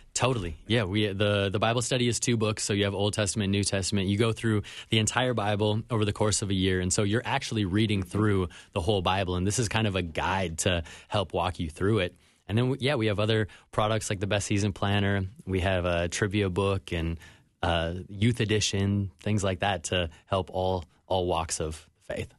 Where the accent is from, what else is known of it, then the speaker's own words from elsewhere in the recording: Minnetonka, Minnesota, United States; now in Miami, United States; I grew up in Minnetonka.